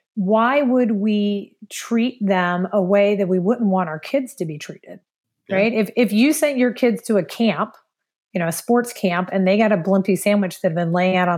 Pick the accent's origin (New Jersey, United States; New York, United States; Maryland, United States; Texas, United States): Maryland, United States; now in Saint Paul, United States; we're both from Maryland.